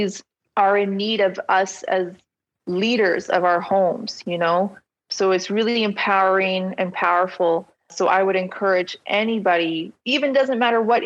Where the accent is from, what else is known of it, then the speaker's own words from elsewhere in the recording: Ottawa, Ontario, Canada; I grew up in Ottawa.